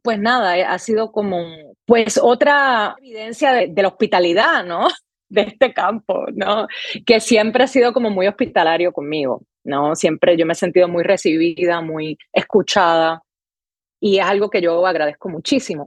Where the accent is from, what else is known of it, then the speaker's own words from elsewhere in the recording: San Juan, Puerto Rico; moved away as an adult; now in New York, United States; yo soy Puerto Rico, específicamente de Río Piedras